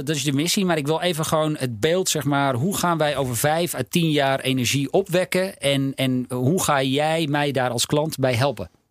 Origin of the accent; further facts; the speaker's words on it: North Holland, Netherlands; Ik ben opgegroeid in Noord-Holland